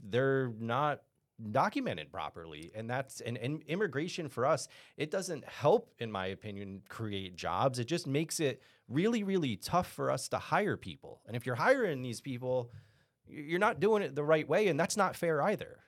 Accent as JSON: {"language": "English", "region": "Texas", "country": "United States", "said": "we're from Texas"}